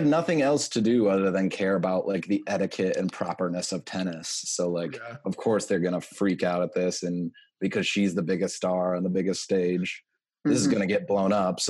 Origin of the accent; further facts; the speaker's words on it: Michigan, United States; I grew up in Michigan.